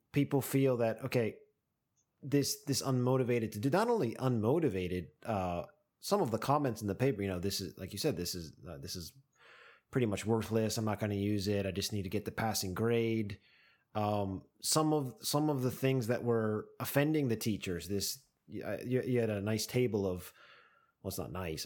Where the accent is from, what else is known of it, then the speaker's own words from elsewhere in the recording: United States; now in Japan; as an American